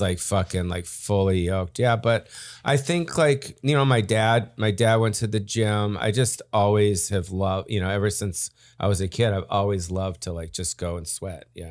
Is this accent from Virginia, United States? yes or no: no; Beverly Hills, California, United States; I grew up in Beverly Hills